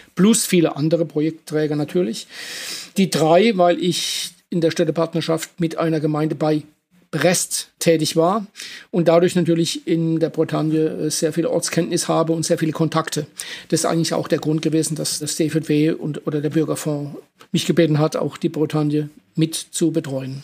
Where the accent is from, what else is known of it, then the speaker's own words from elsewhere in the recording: Germany; ich komme aus der Kurpfalz